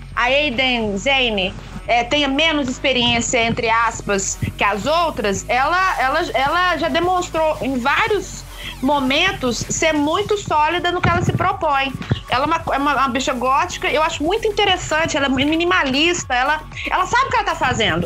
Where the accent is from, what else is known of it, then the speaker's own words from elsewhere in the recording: Brazil; o nosso jeitinho brasileiro